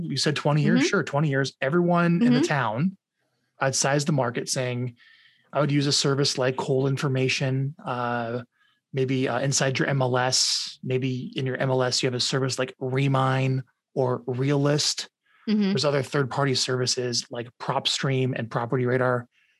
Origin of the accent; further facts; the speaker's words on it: Omaha, Nebraska, United States; moved away as an adult; also born or lived in Long Branch, New Jersey; my parents got out and moved to Omaha, Nebraska when I was 4. And then I stayed in Omaha. And then I turned 27. I got out.